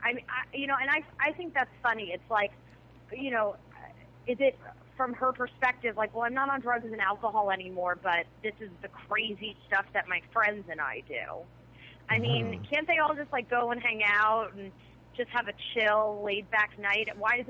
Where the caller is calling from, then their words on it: Pasadena, California, United States; I'm calling from Pasadena.